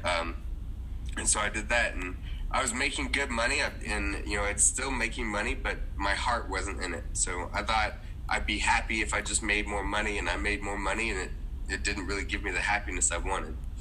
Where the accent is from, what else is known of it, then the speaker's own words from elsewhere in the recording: Dallas-Fort Worth area, Texas, United States; I was raised in the Dallas-Fort Worth area of Texas.